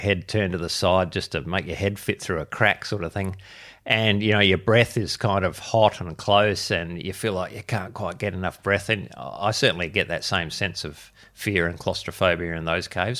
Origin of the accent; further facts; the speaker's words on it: Adelaide, South Australia, Australia; I'm born and bred in Adelaide, which is where I am am still